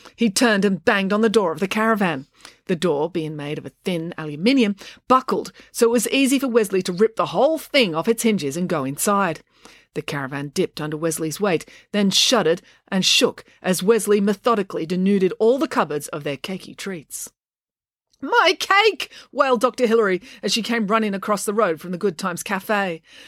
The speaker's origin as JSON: {"language": "English", "town": "Sydney", "region": "New South Wales", "country": "Australia", "tie": "born or raised there", "said": "where I grew up in Sydney in the 80s and 90s in northwestern Sydney."}